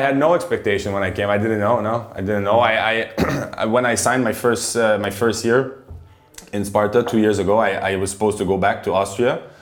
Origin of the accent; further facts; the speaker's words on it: Quebec, Canada; moved away as an adult; now in Prague, Czech Republic; growing up in Quebec in the French part